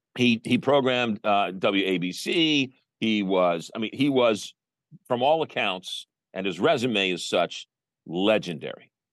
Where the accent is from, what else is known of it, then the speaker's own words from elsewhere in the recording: Manhasset, New York, United States; I grew up in Manhasset on Long Island